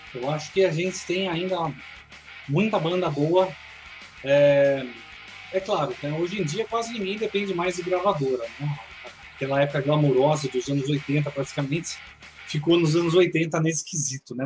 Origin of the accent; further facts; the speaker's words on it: Bragança Paulista, São Paulo, Brazil; moved away as an adult; now in Greater Belo Horizonte, Brazil; na minha cidade natal, que é Bragança Paulista, interior de São Paulo.